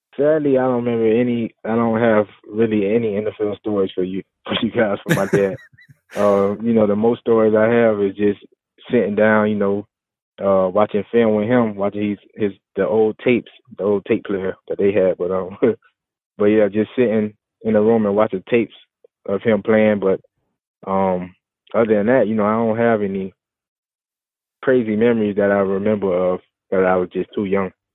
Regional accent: Florida, United States; where I grew up in in Florida

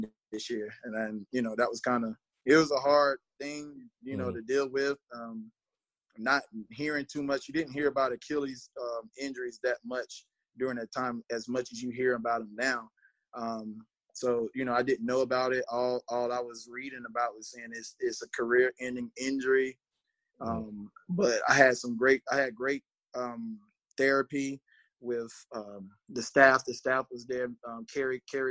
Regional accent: Marlboro County, South Carolina, United States; I'm from Marlboro County.

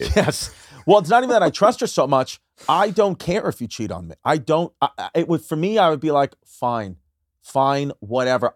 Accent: New York City, New York, United States; I grew up in New York, Brooklyn, New York.

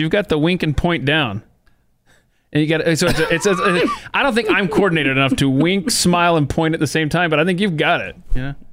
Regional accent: Atlanta, Georgia, United States; also born or lived in Houston; now in Texas, United States; I remember growing up in Atlanta where it was hot and humid all the time and summers were miserable.

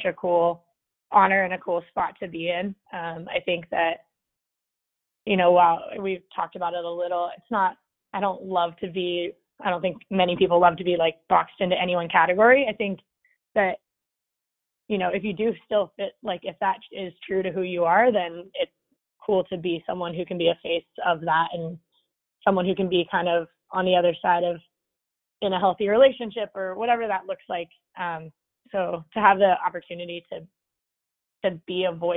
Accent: Modesto, California, United States; I grew up in Modesto, California

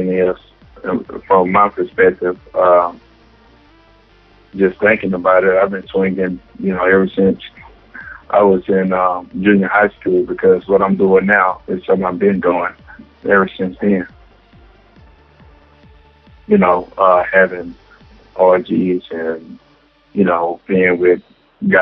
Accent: Dallas, Texas, United States; also born or lived in Jonesboro, Arkansas; I was the average kid growing up in Oak Cliff.

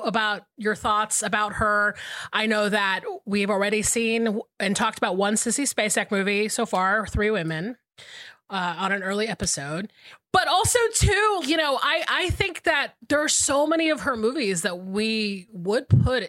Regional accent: South Carolina, United States; moved away as an adult; also born or lived in Georgia; I moved to South Carolina when I was 5 years old and basically lived between South Carolina and Georgia until I was almost 40.

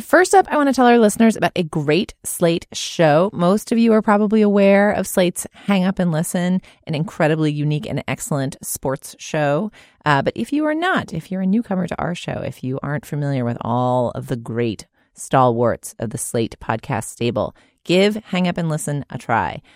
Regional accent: Massachusetts, United States; I grew up in Massachusetts

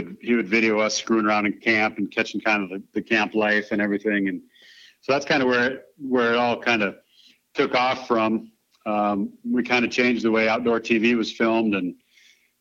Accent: South Dakota, United States; I was from South Dakota

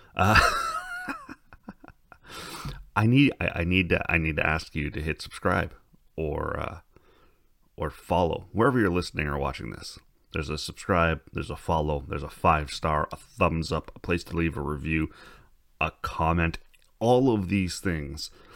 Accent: Canada; we're Canadian

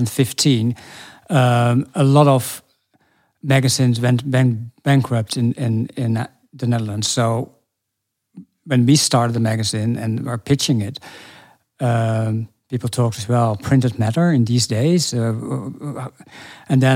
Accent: Norway; moved away; I grew up in Norway, all the small towns connected to the big river, the Glomma

